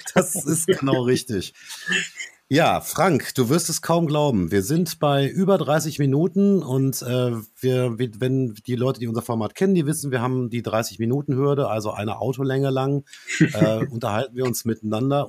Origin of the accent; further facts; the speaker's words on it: Dortmund, North Rhine-Westphalia, Germany; bei uns in Dortmund